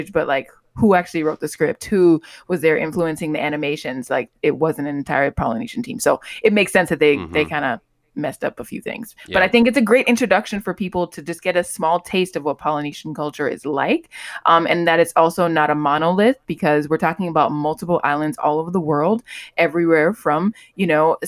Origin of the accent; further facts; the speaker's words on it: Miami, Florida, United States; I'm from Miami